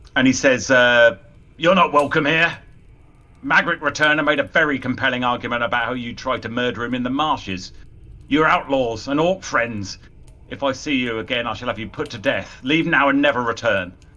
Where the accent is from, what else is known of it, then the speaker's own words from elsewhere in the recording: United Kingdom; being British